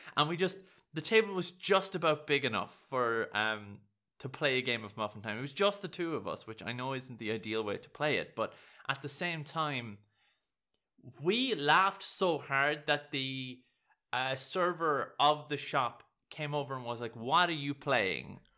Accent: Ireland; I'm Irish

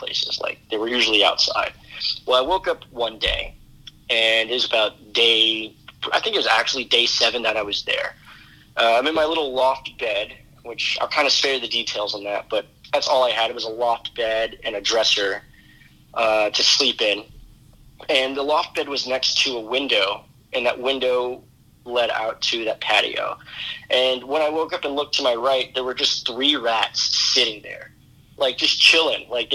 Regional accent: Destrehan, Louisiana, United States; moved away as an adult; also born or lived in New York City; now in New York, United States; stay at home in Destrehan

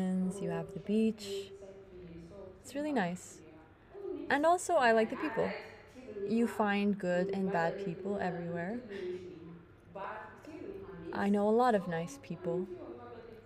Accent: Ethiopia; moved away as an adult; now in Lebanon; A lot of us women, we come from Ethiopia for work

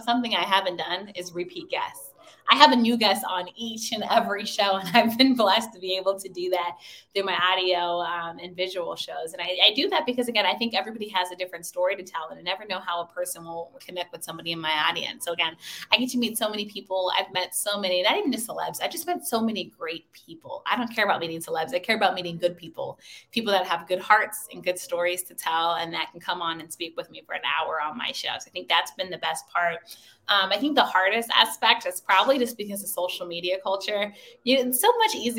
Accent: Washington, District of Columbia, United States; also born or lived in Maryland; my hometown of Washington, D.C.

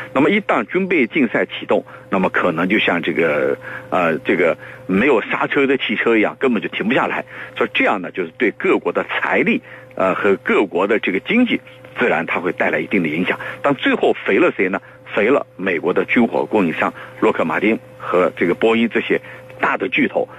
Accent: China; 我们中国人，刚才我讲了，我们东方人他是比较内敛的

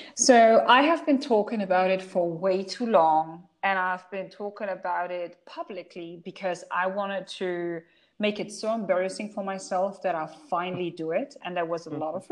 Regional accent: Germany; first language German; English is a second language; now in Dubai, United Arab Emirates; I'm German. I'm fluent in German. That's my mother tongue

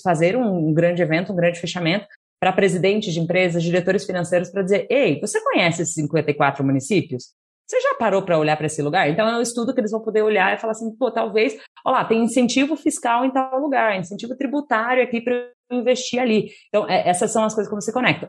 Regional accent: Curitiba, Paraná, Brazil; moved away as an adult; now in São Paulo, Brazil; Eu nasci no, no, em Curitiba, né? Então, nessa época, eu morava com os meus avós

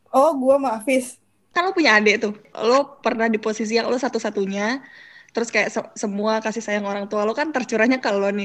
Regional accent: Lampung, Indonesia; Gue kan orang Lampung

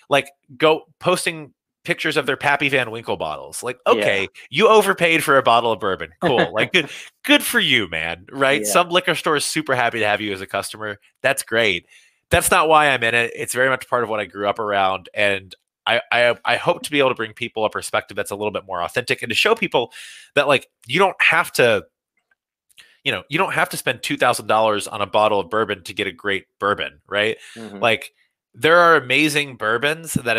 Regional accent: Bardstown, Kentucky, United States; I was born in Kentucky and I grew up in Bardstown, Kentucky

